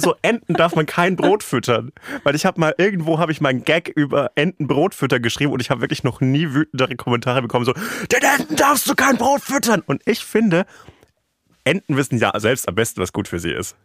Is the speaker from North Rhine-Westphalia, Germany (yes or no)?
no; Franconia, Bavaria, Germany; in meiner Heimat